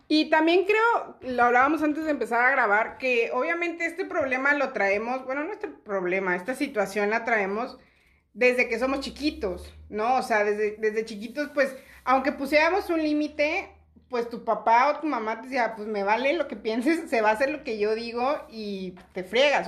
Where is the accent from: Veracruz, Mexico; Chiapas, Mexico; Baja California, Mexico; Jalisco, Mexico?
Chiapas, Mexico; now in Monterrey, Mexico; yo no soy de Monterrey, yo vivía en Chiapas